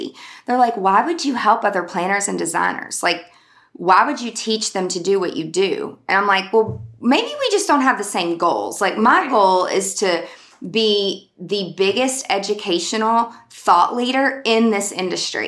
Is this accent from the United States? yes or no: yes; Mount Juliet, Tennessee, United States; I'm from Mount Juliet.